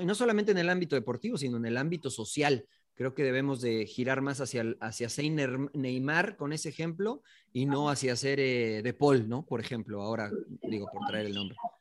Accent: Mexico; nosotros los mexicanos

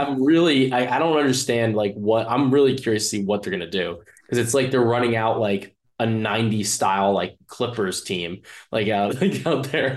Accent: New Jersey, United States; I'm from Jersey

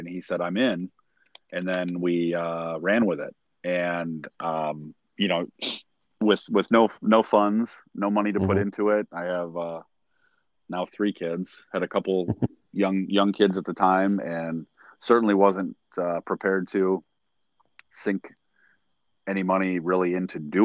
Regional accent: Sycamore, Illinois, United States; also born or lived in DeKalb, Illinois; I grew up in Sycamore until the middle of eighth grade, when my parents bought a house in DeKalb

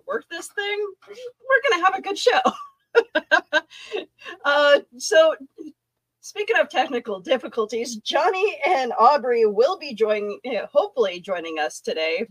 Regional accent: Canada; I am Canadian

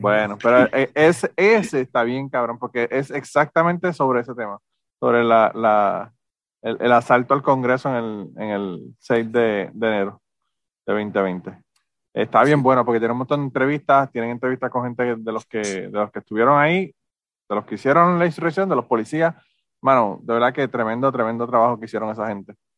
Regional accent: Puerto Rico

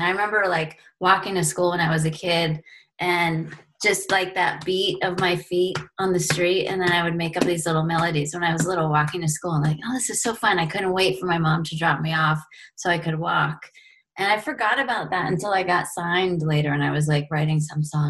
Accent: California, United States; I'm from California.

